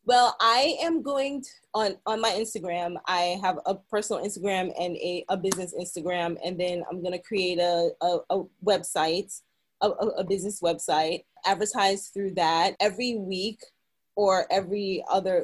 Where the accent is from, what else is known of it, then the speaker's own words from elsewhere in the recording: New York City, New York, United States; moved away as an adult; also born or lived in Bronx, New York; now in Los Angeles, United States; I was born and raised in Brooklyn